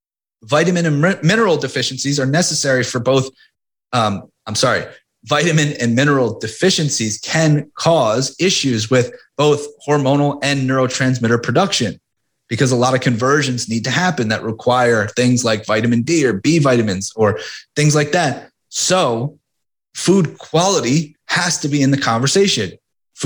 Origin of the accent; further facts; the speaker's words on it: Philadelphia, Pennsylvania, United States; you always root against Boston as a Philadelphian